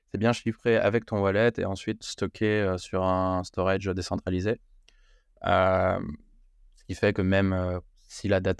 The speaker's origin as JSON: {"language": "French", "country": "France", "said": "je peux révéler que je, suis je ne suis pas américain sans révéler que je suis français."}